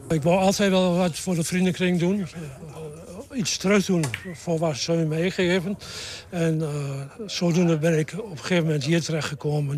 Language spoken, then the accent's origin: Dutch; Utrecht, Netherlands; ik ben geboren in Utrecht, en in Utrecht had je in die arbeiderswijkjes had je allemaal een bijnaam als jongen.